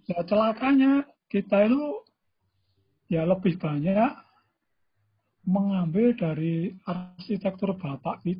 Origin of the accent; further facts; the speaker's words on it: Java, Indonesia; first language Javanese; Indonesian is a second language; Uh, saya di Jawa ini ya, ya saya bahasa ibu saya bahasa Jawa gitu.